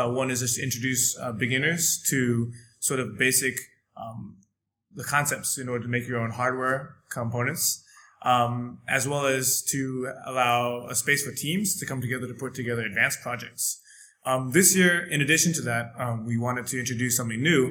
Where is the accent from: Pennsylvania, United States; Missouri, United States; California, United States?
California, United States; San Francisco; moved away as an adult; also born or lived in Dalian, China; now in Shanghai, China; I come from San Francisco, California, and I've been in China for about 2 years.